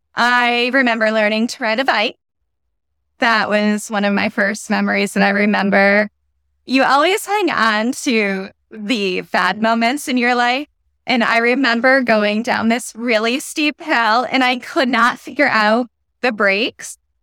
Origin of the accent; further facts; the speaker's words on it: Connecticut, United States; now in Massachusetts, United States; I'm from New England. Grew up in Connecticut. Now live in Massachusetts